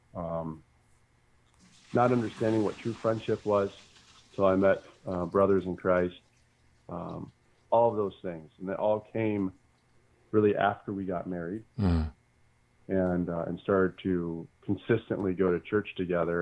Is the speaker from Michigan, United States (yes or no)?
yes; Bedford, Michigan, United States; also born or lived in Muncie, Indiana; now in Sylvania, United States; born and raised in Bedford, Michigan